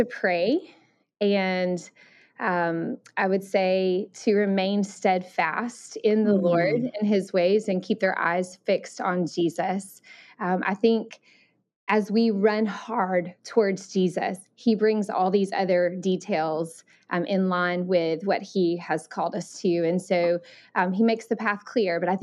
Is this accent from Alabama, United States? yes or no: yes; Alabama, United States; accent: Southern; moved away as an adult; also born or lived in Thailand; I grew up in Alabama, so that's where my Southern